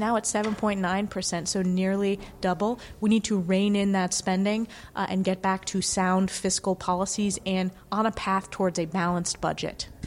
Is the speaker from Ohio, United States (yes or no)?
no; New York, United States; my home state of New York